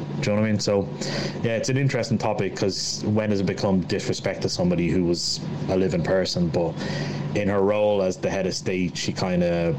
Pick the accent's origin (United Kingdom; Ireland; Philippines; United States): Ireland; moved away; since I moved away from Ireland